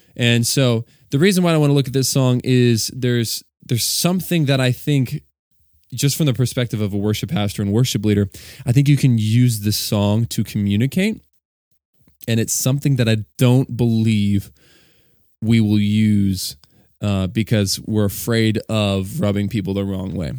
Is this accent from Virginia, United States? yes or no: yes; Virginia, United States; moved away as an adult; now in Delaware, United States; I was born and raised in Virginia, and now I reside and live in Delaware with my wife and our two kids.